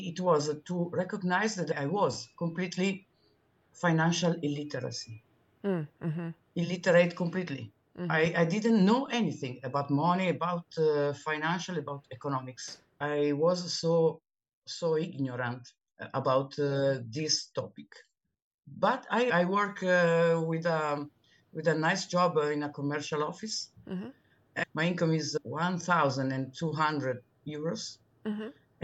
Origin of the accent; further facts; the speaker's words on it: Milan, Lombardy, Italy; English is a second language; I'm Italian and I'm speaking from Milano